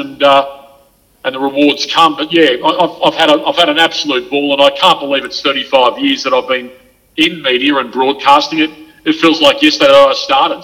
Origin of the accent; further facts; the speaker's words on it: Gold Coast, Queensland, Australia; now in Sydney, Australia; I was brought up on the Gold Coast